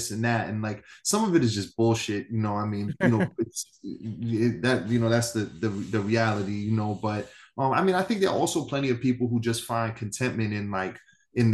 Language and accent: English; New York City, New York, United States; also born or lived in East Harlem / Upper West Side / Bronx; born and raised in New York City, grew up in Manhattan most of my life, live in the Bronx currently